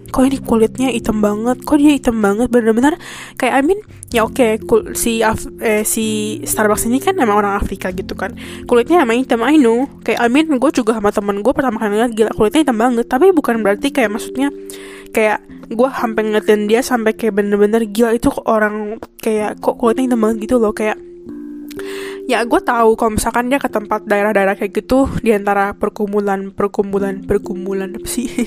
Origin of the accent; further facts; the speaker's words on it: Indonesia; moved away as an adult; now in Taiwan; gua orang Indo